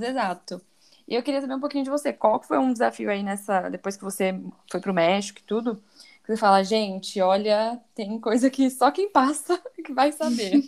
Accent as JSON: {"language": "Portuguese", "region": "São Paulo", "country": "Brazil", "tie": "born or raised there", "lives_now": "Guarulhos, Brazil", "said": "eu também sou de São Paulo, nasci em São Paulo, moro em Guarulhos há 10, 11 anos"}